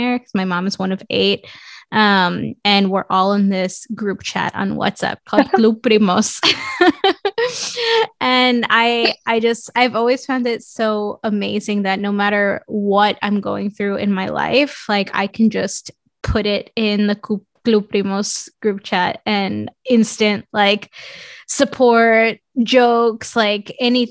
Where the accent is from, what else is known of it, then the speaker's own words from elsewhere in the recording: New York City, New York, United States; moved away as an adult; also born or lived in Mexico / Portland, Oregon; I grew up in Queens, New York